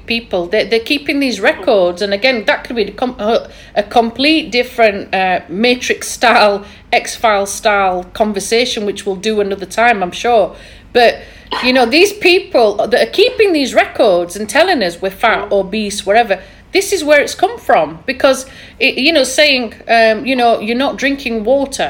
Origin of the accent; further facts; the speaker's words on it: Yorkshire and the Humber, United Kingdom; accent: thick Yorkshire; my thick Yorkshire accent